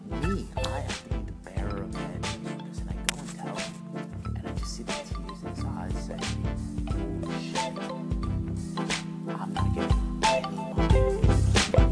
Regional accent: East Islip, New York, United States; also born or lived in Brentwood, New York; Born and raised in East Islip.

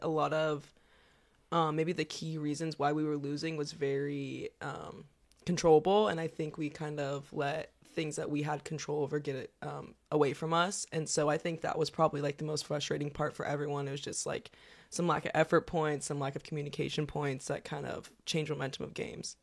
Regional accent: Waverly, Nebraska, United States; I'm from Waverly, Nebraska, so not too far from home, about fifteen minutes away

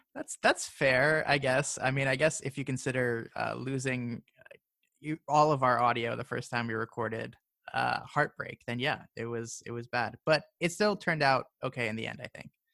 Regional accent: Maryland, United States; now in Florida, United States; I'm from Maryland

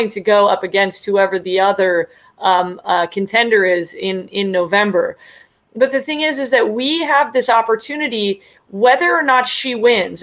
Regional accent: the Bay Area, California, United States; also born or lived in San Diego; I am a registered Democrat. That's just because I grew up in the Bay Area.

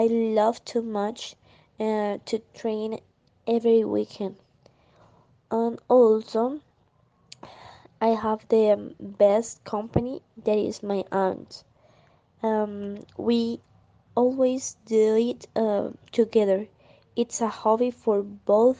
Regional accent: Bucaramanga, Santander, Colombia; English is a second language; I was born in Bucaramanga, and actually I live here

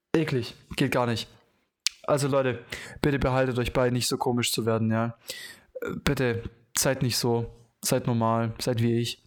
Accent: Germany; als Deutscher

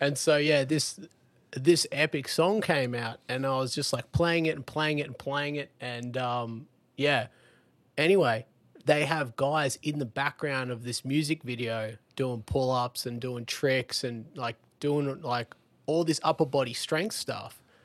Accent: Lennox Head, New South Wales, Australia; I grew up in Lenox Head in Australia

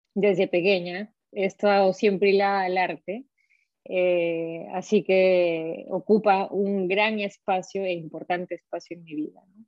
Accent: Arequipa, Peru; accent: Arequipa dejo; moved away as an adult; also born or lived in Paris, France; now in Provence, France; Yo he nacido en Arequipa y creo que mi dejo me, me, me, delata muy fácilmente. Este, hasta ahora no se me va

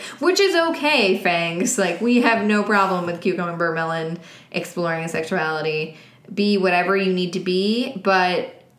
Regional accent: New York, United States; I'm literally from New York.

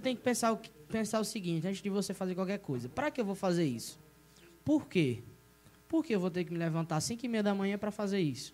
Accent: Monteiro, Paraíba, Brazil; also born or lived in Campina Grande; Sou, sou, sou nascido e criado de Monteiro de berço aqui mesmo

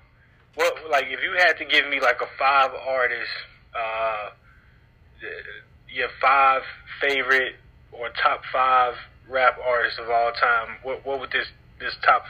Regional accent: Dallas, Texas, United States; I know I'm from the Grove, but, man, when I stayed in Kingston Polk

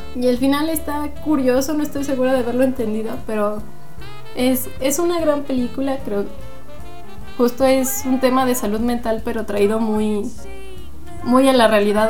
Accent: Aguascalientes, Mexico

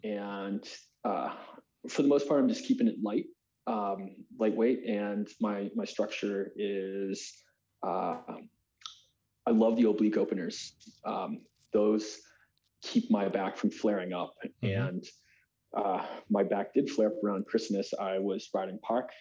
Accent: United States; as American

